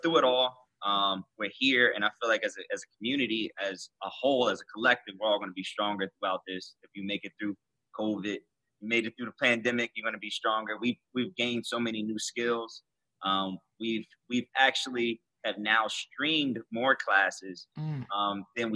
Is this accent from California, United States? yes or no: no; Trenton, New Jersey, United States; we're both from Trenton, New Jersey